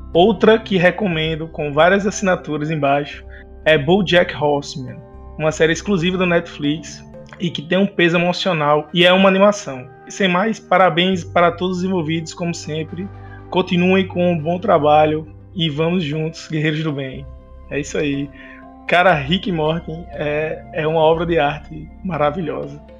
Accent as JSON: {"language": "Portuguese", "town": "Natal", "region": "Rio Grande do Norte", "country": "Brazil", "said": "sou aqui de Natal, do Rio Grande do Norte"}